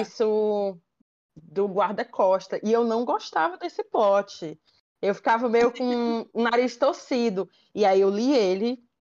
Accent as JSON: {"language": "Portuguese", "town": "Fortaleza", "region": "Ceará", "country": "Brazil", "said": "sou de Fortaleza, então eu torço aqui pro Fortaleza maior do estado"}